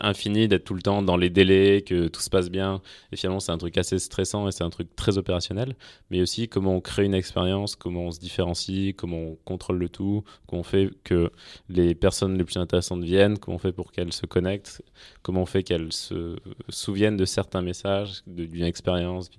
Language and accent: French; Clermont-Ferrand, Auvergne-Rhône-Alpes, France; Donc moi, je viens de Clermont-Ferrand à la base. Euh, je suis auvergnat et, assez attaché, assez attaché à ça